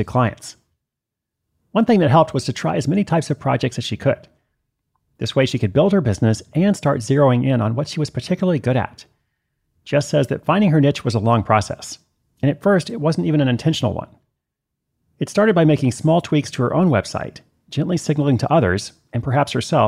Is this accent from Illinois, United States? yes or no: no; Portland, Oregon, United States; I wrote a travel column for the Oregonian. That's my hometown paper in Portland